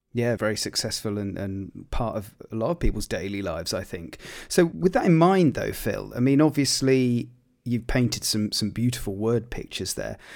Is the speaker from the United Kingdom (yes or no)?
yes; Gloucestershire, South West England, United Kingdom; I grew up in Gloucestershire